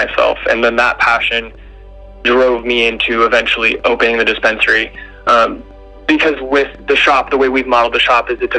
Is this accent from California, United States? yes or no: yes; Humboldt County, California, United States; I grew up in Humboldt County